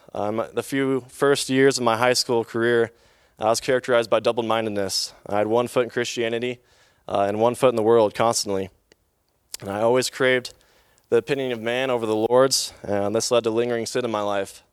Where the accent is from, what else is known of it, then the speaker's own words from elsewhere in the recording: Bozeman, Montana, United States; in Bozeman, Montana all my life, lived in the same home all of my life